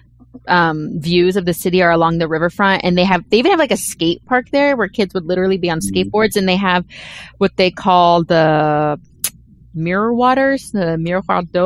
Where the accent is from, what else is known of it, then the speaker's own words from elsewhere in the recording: California, United States; We're from California